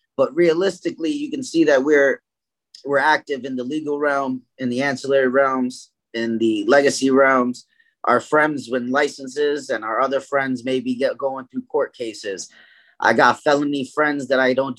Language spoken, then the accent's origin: English; New York City, New York, United States; moved away as an adult; now in Connecticut, United States; I was from East New York, Brooklyn